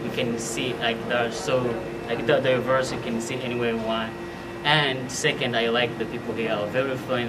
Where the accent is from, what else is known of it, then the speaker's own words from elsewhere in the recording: Rwanda; moved away as an adult; now in Nebraska, United States; I'm an international student from Rwanda.